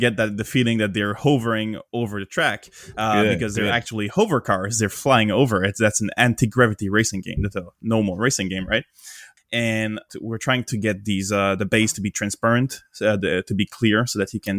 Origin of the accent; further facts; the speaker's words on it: Canada; I'm from Canada.